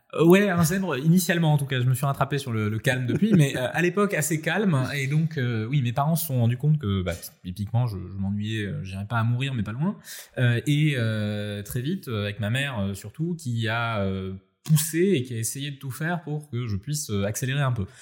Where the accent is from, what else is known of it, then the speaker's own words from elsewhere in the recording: Nice, Provence-Alpes-Côte d'Azur, France; je suis niçois, donc effectivement, la French Riviera, en tout cas la baie des Anges, que j'ai pu pratiquer étant vraiment très jeune